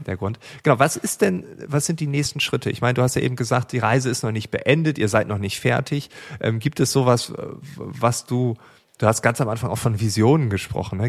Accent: East Frisia, Lower Saxony, Germany; als Ostfriese

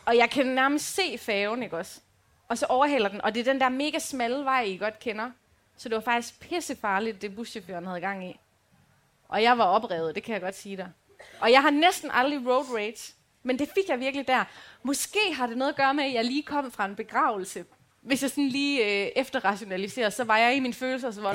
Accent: Aarhus, Central Denmark Region, Denmark; also born or lived in Aalborg; now in Djursland, Denmark; jeg er fra Rigskov

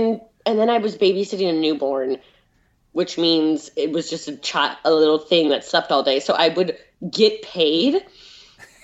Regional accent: California, United States; I grew up in California

